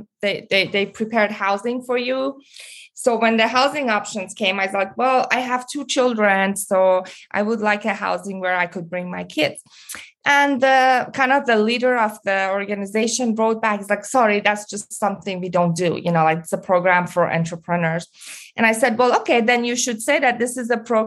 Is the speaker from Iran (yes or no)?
yes; Iran; moved away; growing up in Iran and then coming here as an immigrant